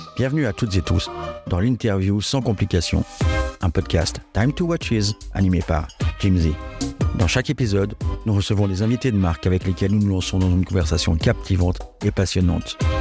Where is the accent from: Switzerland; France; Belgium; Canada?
Switzerland; je viens de Suisse